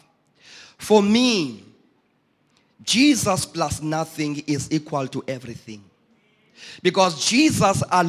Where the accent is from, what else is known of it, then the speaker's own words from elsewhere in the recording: East London, Eastern Cape, South Africa; Originally, I'm from East London